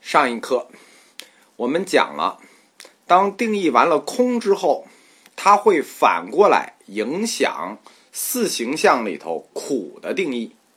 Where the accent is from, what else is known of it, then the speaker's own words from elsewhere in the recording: China; 我们中国人